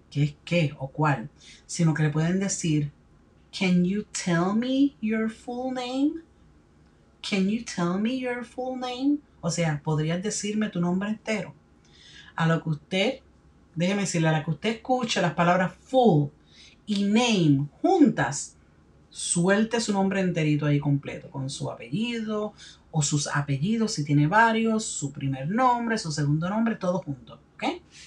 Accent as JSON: {"language": "Spanish", "country": "Puerto Rico", "tie": "born or raised there", "said": "My country of birth is Puerto Rico."}